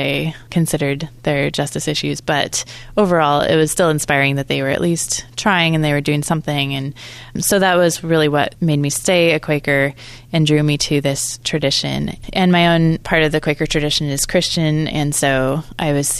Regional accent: Oregon, United States; I grew up in Oregon, and I was in a small town outside of Portland

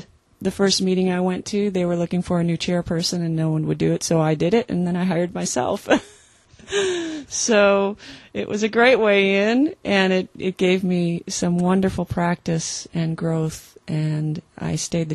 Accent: Wisconsin, United States; we're from Wisconsin, so it was Lutheran

